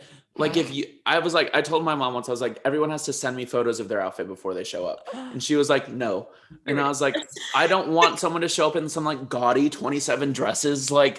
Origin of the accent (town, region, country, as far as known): Chicago, Illinois, United States